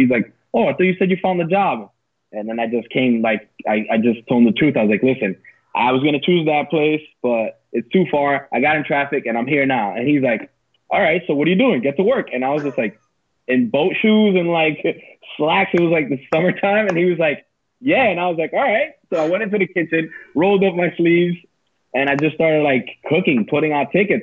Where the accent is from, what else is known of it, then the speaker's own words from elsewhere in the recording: West New York, New Jersey, United States; also born or lived in Palisades Park, New Jersey; I grew up in West New York, New Jersey